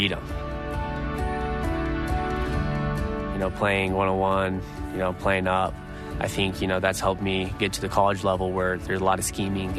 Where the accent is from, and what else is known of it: Idaho, United States; born or raised there